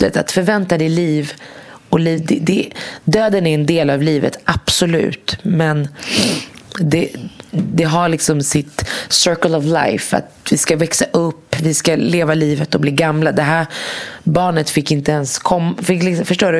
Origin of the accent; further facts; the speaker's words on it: Morocco; now in Sweden; jag kommer från Marocko